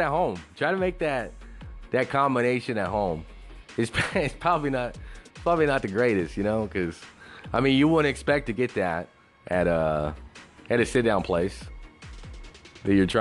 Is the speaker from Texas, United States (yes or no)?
yes; West Texas, United States; now in San Antonio, United States; I grew up in West Texas